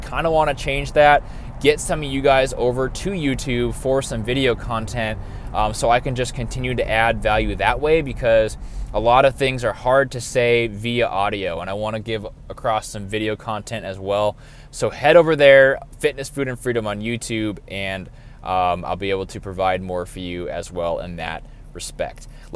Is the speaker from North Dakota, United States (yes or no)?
yes; North Dakota, United States; moved away as an adult; also born or lived in Nebraska; now in Austin, United States; I grew up in North Dakota, and at the age of 18 years old, moved to Nebraska for schooling and stayed there until I was 24